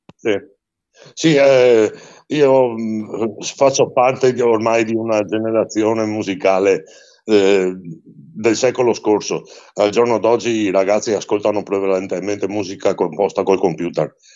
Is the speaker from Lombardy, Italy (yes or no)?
no; Venice, Veneto, Italy; quando ero ragazzino io a Venezia c'era anche una rassegna chiamata Gondola d'Oro